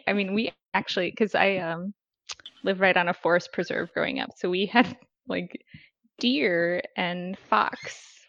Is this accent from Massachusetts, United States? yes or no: no; Illinois, United States; born or raised there